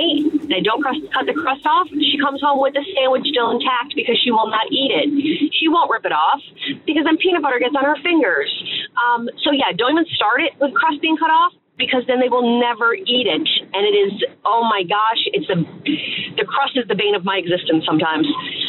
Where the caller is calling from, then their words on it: Pennsylvania, United States; I'm calling from Pennsylvania.